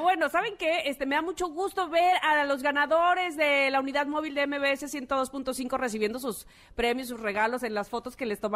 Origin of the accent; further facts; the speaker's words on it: Veracruz, Mexico; siendo veracruzana